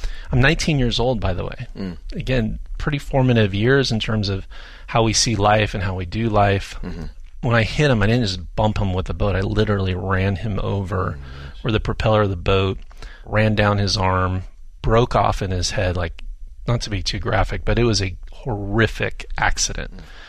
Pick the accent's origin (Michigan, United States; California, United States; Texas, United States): California, United States; I'm a Southern California native. I can't be far from the ocean.